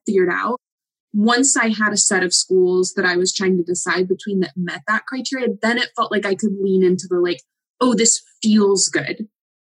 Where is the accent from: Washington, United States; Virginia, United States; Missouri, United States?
Washington, United States; I grew up in Washington